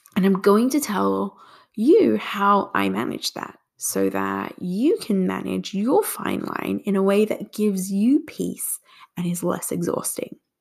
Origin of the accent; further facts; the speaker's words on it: Australia; moved away as an adult; also born or lived in Singapore; now in United States; I was born in Singapore and migrated to Australia when I was two years old. Then, at 24, I moved to the US.